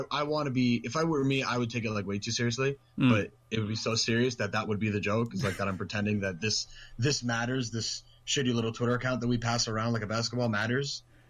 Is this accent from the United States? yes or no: no; Canada; I am Canadian